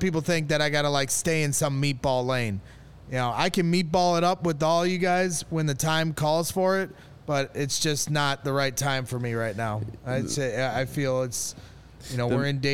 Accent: Indiana, United States; I've always lived in Indiana

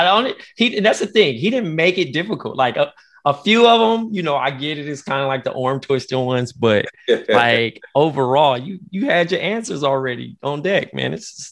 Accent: Compton, California, United States; Cause I'm from Compton too. So it's like, okay, I grew in like a mixed neighborhood. Jason can attest to it. Like we have a lot of black and Mexican in our community.

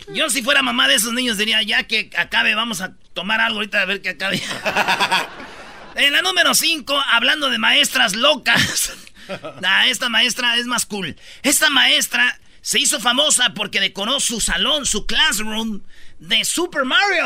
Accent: Mexico; somos los papás mexicanos

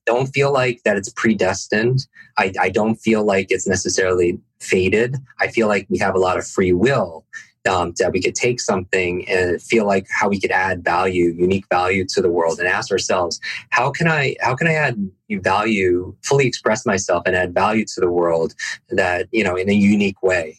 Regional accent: Northeast, United States; I I grew up in the Northeast

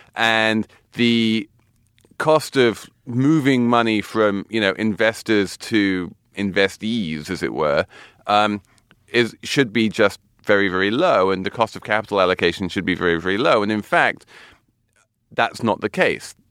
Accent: London, United Kingdom; now in New York City, United States; my hometown of London

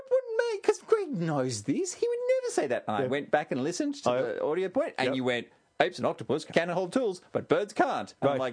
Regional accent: Australia; Because we're from Australia.

